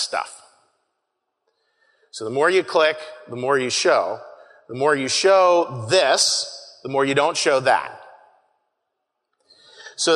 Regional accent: Pittsburgh, Pennsylvania, United States; moved away; I'm from Pittsburgh

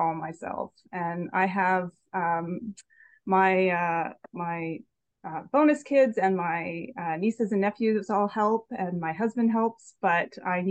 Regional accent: Salisbury, New Brunswick, Canada; moved away; also born or lived in Halifax; I grew up in Salisbury, New Brunswick

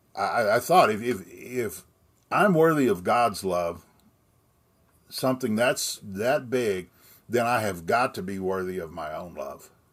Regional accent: Austin, Texas, United States; I was born in Austin, Texas, and I still reside just outside of town in that area

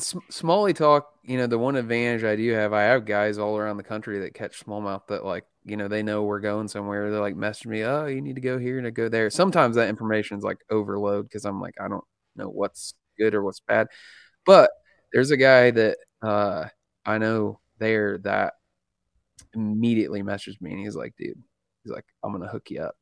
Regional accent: Indiana, United States; I'm a redneck from Indiana

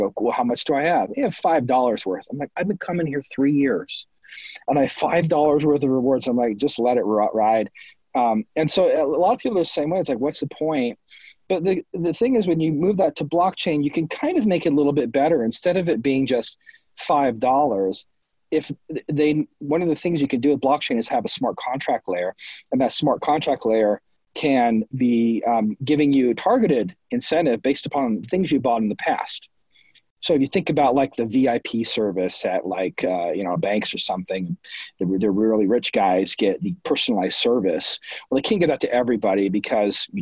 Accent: Nebraska, United States; moved away; I'm from Nebraska.

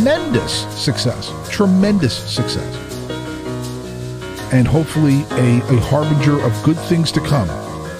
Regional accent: Kearny, New Jersey, United States; My hometown, Kearney High School

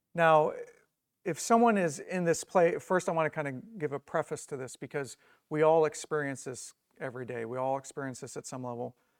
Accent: Indiana, United States; I'm from Indiana

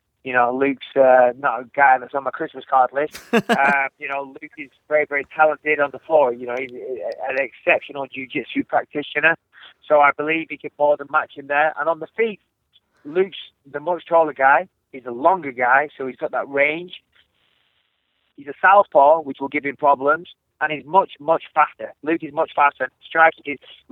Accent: England, United Kingdom; I'm English

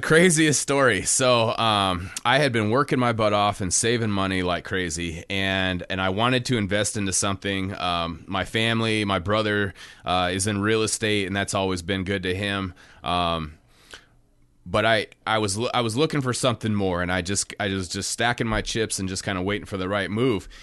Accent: Kotzebue, Alaska, United States; born and raised in Kotzebue, Alaska

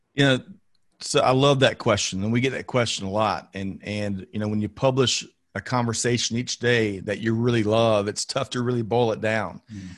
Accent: Aiken, South Carolina, United States; born and raised in Aiken, South Carolina

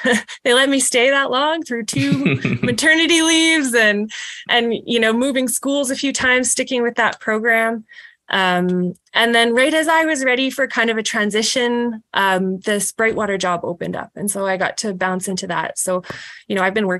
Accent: Saskatoon, Saskatchewan, Canada; I grew up in Saskatoon in Montgomery, which is a neighborhood

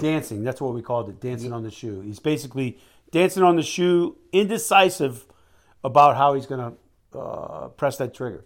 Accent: United States; also born or lived in Mississippi / Louisiana; now in Alaska, United States; I came from Alaska, man, and, and I grew up in Mississippi, Louisiana, but I'm down from Alaska

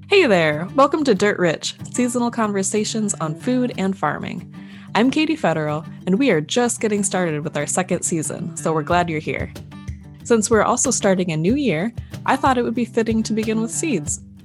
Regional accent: Minnesota, United States; being a Minnesotan, that just, you know, warms my little Midwestern heart

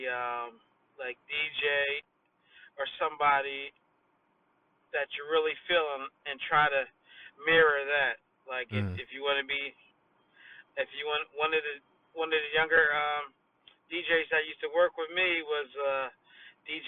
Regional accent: Wilmington, Delaware, United States; also born or lived in Dover, Delaware; even though I'm from Wilmington and I just went to Dover

